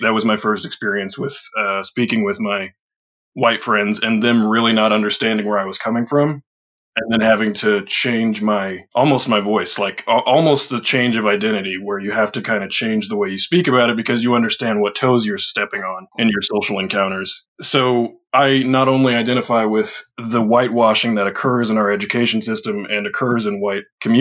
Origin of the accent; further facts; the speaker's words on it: Edwardsville, Illinois, United States; growing up in Edwardsville, or Madison County in general